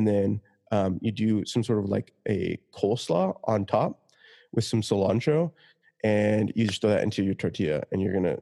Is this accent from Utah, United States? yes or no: yes; Utah, United States; I grew up in Utah